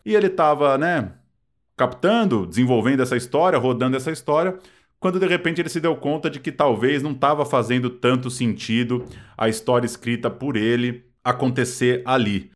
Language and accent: Portuguese; ABC Paulista, São Paulo, Brazil; eu sou do, do ABC paulista